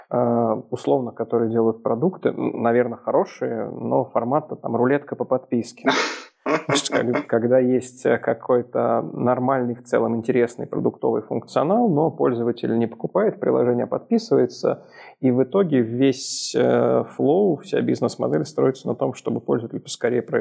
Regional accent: Minsk, Belarus; Я, как Ярик правильно сказал, из Минска. Но из Минска недавно я переехал из Москвы.

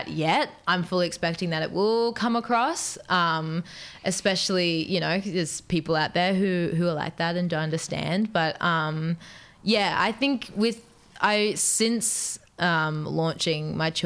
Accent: Newcastle upon Tyne, North East England, United Kingdom; Newcastle, which is my hometown where I'm from

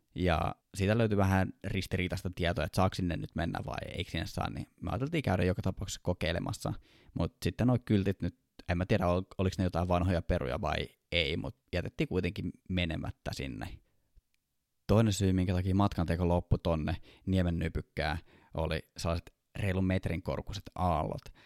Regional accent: Kouvola, Kymenlaakso, Finland; now in Helsinki, Finland; mä oon Kouvolasta

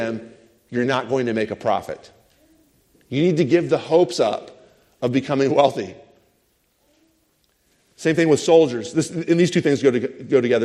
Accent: United States; as an American

